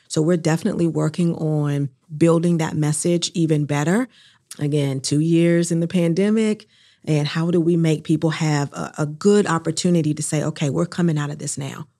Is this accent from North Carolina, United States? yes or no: yes; New Bern, North Carolina, United States; now in Durham, United States; I'm originally from New Bern, North Carolina, and I'm a Southern Black woman